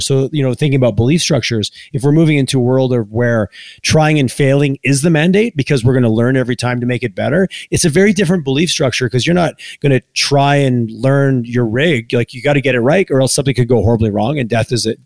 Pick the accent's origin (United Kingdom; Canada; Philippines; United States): Canada; Quebec; now in Calgary, Canada; I grew up in Quebec and now I live in Alberta